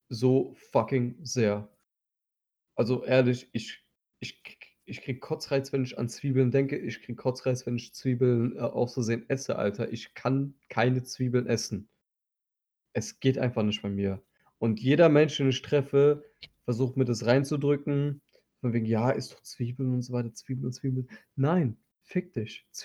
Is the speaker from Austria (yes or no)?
no; Turkey